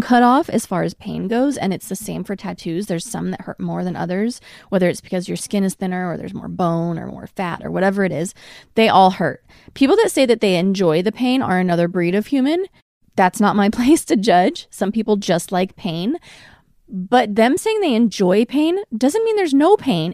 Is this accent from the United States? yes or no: yes; Portland, Oregon, United States; now in Los Angeles, United States; I was raised in Portland, which is a very liberal, open-minded city